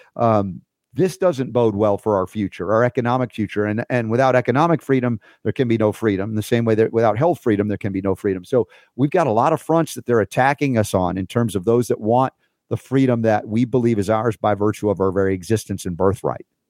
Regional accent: United States; I'm an American. I've been here my whole life.

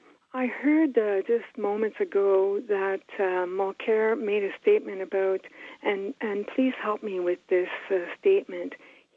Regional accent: Ottawa, Ontario, Canada; We were raised in Ottawa, born and raised. I'm 57.

